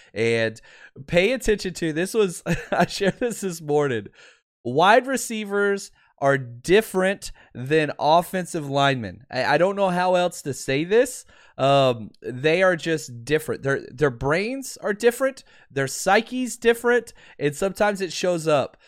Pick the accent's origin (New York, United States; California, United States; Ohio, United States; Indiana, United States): California, United States; Pasadena; I'm in, uh, Pasadena, California currently. What's up, what's up? That's my hometown